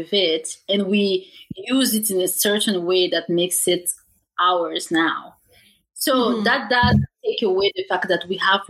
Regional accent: Canada; also born or lived in Africa; my Canadian background, because at this point, truth is, like, I'm starting to feel as African as I'm feeling Canadian.

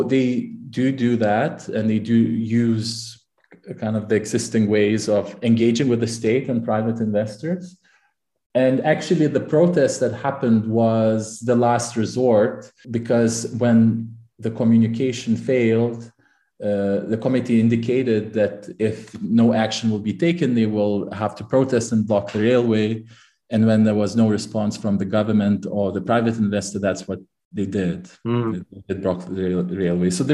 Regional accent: Lithuania; also born or lived in Manchester, United Kingdom / Cambridge, United Kingdom; now in Amsterdam, Netherlands; I'm originally from Lithuania

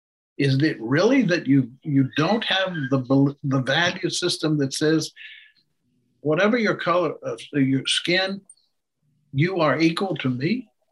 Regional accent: United States; Yes, it's part of American democracy, but I also do it because my value system won't let me

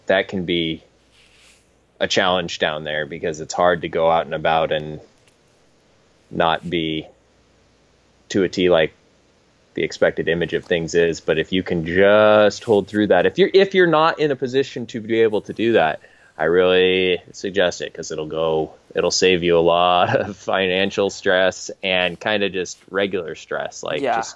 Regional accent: Washington, United States; I just want to, you know, fit fit in with the folks around here. And I came from Eastern country version Washington.

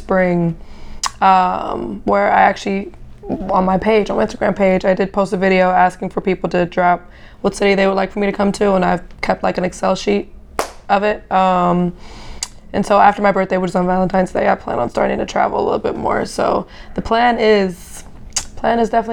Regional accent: Germany; also born or lived in Brooklyn; now in Atlanta, United States; I'm from Germany

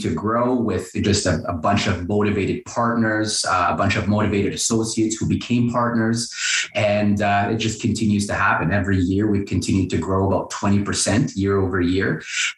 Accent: Windsor, Ontario, Canada; I'm originally from Windsor, Ontario.

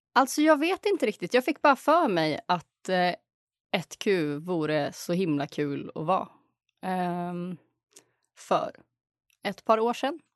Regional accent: Uppsala, Uppsala County, Sweden; Jag kommer från Uppsala, född och uppvuxen här

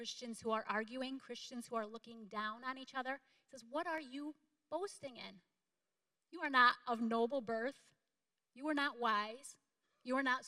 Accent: DeKalb Junction, New York, United States; I grew up in DeKalb Junction, New York.

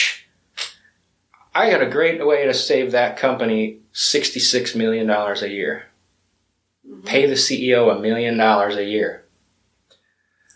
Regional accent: United States; I'm from Keystone, Odessa area

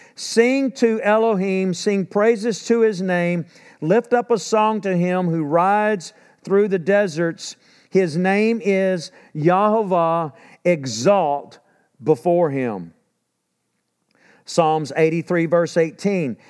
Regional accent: Texas, United States; accent: Texan; I'm from Texas

